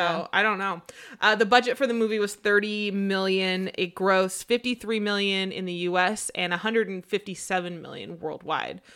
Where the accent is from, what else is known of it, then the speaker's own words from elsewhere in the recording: Washington, United States; moved away; I'm originally from Washington